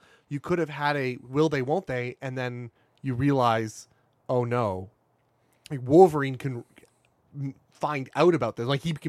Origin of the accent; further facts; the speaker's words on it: Canada; we are Canadian.